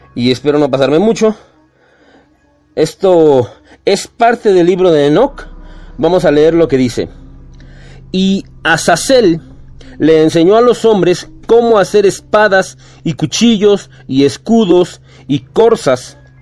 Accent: Mexico; somos mexicanos

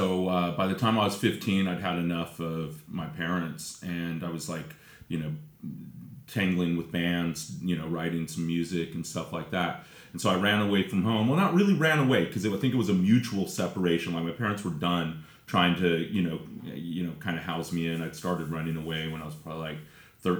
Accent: Redondo Beach, California, United States; I was born in Redondo Beach

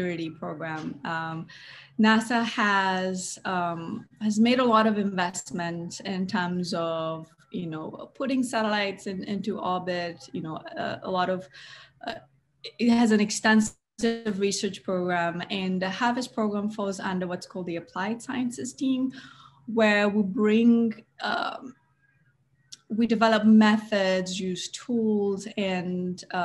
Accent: Kampala, Central Region, Uganda; moved away; I grew up in Kampala in Makindye with my sisters and my parents.

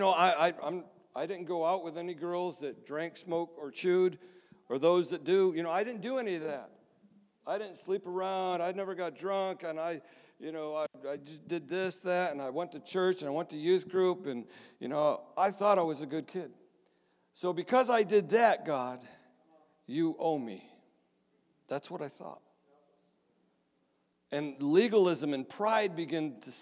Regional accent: Mount Morris, United States; moved away; also born or lived in Michigan; the church I grew up in Mount Morris

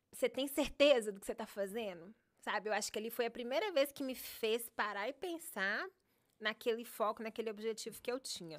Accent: Contagem, Minas Gerais, Brazil; moved away as an adult; also born or lived in Paracatu, Brazil; now in Miami, United States; aos dois, três anos, a gente se mudou para Contagem, que é um, uma cidade de 30 minutos de Belo Horizonte

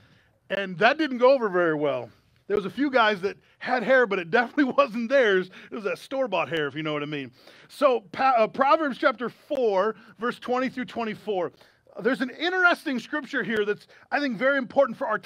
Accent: United States; as American citizens

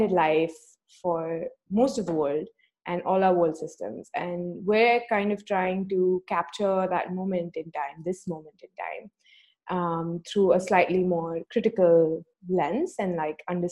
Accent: Mumbai, Maharashtra, India; also born or lived in Toronto; I, on the other hand, am from Mumbai, and I was also born and raised in Mumbai

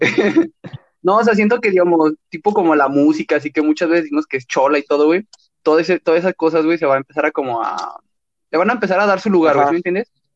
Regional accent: León, Guanajuato, Mexico; accent: cantadito; yo, no, pues, de León

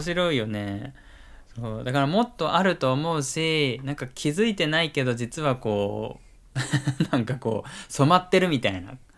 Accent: Kyushu, Japan; now in Kanto, Japan; 俺の出身地、まあ、九州だけど

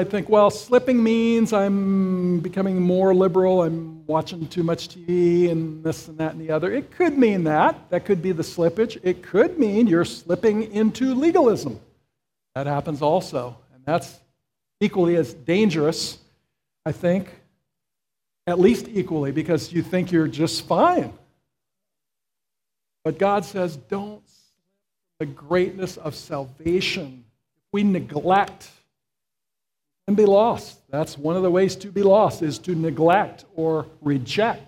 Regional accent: Florida, United States; I grew up in Florida, and I was on the Gulf side.

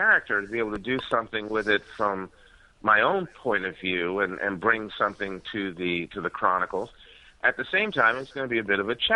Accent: New York City, New York, United States; I was born and raised in New York City, which is where I still reside

